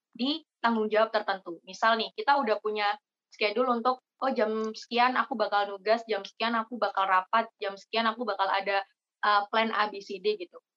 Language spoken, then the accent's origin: Indonesian; Jember, East Java, Indonesia; Aku asli Jember tapi kuliah di Probolinggo dan ikut Genbi Malang.